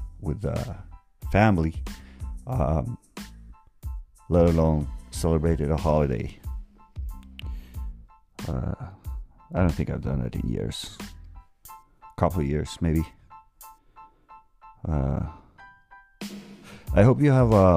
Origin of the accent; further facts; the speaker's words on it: Norway; I'm from Norway